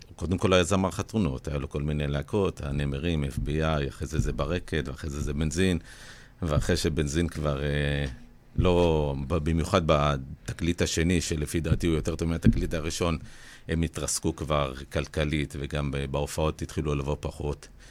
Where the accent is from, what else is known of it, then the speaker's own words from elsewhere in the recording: Ashdod, Southern District, Israel; בתור ילד בגיל 14 באשדוד